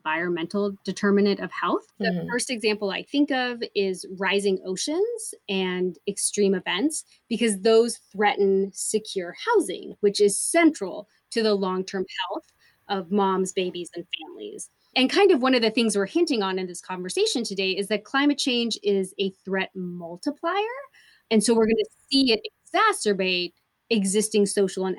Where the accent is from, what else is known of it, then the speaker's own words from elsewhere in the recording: Portland, Oregon, United States; moved away as an adult; also born or lived in El Paso, Texas; Being born and raised in Portland, Oregon